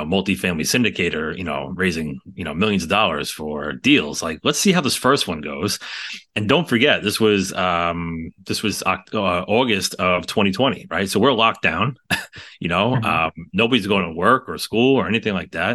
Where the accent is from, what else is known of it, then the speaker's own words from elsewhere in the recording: New York City, New York, United States; We're from the New York City area